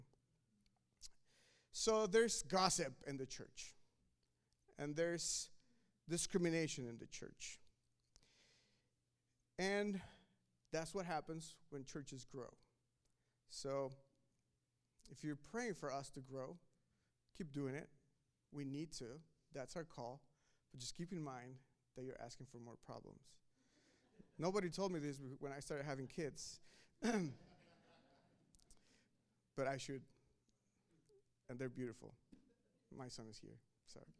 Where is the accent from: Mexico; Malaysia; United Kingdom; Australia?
Mexico; now in United States; I was born in Mexico